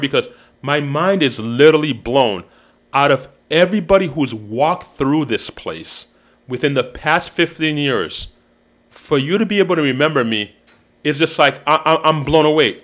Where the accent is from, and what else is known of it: Chicago, Illinois, United States